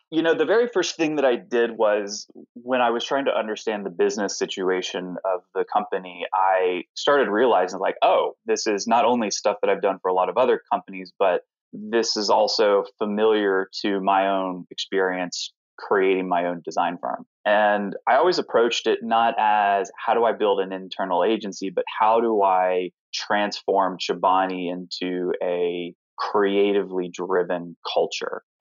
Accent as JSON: {"language": "English", "region": "the South", "country": "United States", "said": "So whenever I tell people I'm from the South, they are very confused. Most people think I'm from California. I've had a lot of people think I'm from Europe, which is always strange to hear. But I'm like, I actually wish I had a very thick Southern accent."}